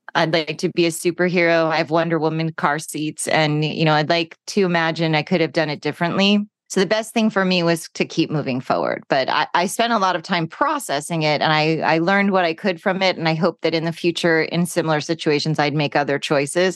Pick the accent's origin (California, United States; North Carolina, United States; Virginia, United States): California, United States; Los Angeles; growing up in California and Los Angeles